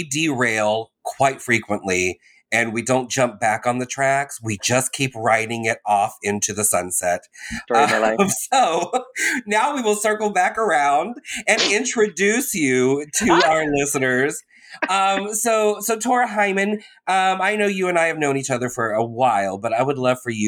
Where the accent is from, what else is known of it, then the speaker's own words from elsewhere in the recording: Orlando, Florida, United States; also born or lived in New York; I went back home to Orlando